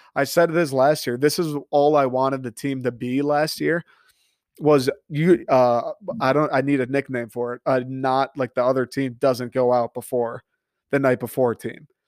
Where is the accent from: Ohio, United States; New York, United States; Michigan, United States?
Michigan, United States; I grew up in Michigan